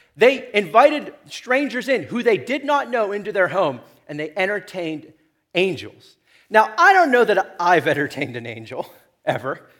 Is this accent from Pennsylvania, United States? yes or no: yes; Chicora, Pennsylvania, United States; I come from Shakora